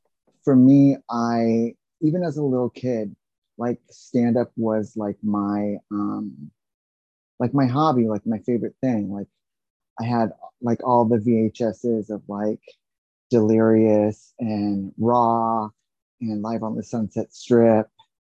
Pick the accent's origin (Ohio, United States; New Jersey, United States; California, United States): California, United States; San Diego; because my father was in the military, so I grew up in San Diego.